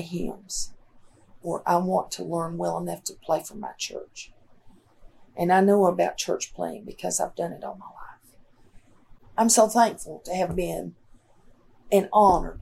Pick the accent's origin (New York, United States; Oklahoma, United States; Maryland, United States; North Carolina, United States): North Carolina, United States; Marion; also born or lived in Mitchell County, North Carolina; I was born in Marion, North Carolina.